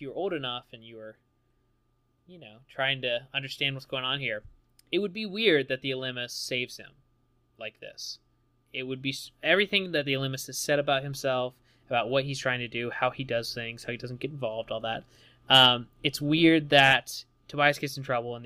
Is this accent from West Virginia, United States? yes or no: yes; West Virginia, United States; I'm from West Virginia